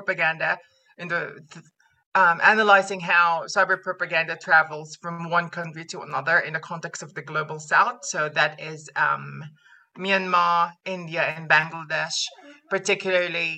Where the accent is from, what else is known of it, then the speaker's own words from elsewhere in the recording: Philippines; moved away; I'm from the Philippines